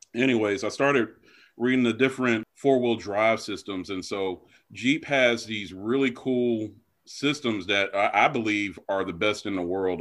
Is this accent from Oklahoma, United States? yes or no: no; Black Mountain, North Carolina, United States; I'm from Western North Carolina in a little town called Black Mountain, which is a suburb of Asheville